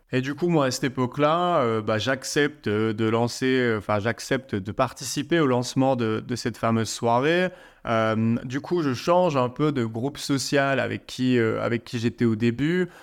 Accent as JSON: {"language": "French", "town": "Liège", "region": "Wallonia", "country": "Belgium", "tie": "born or raised there", "said": "J'étais dans la ville de Liège, en Belgique, c'est ma ville natale"}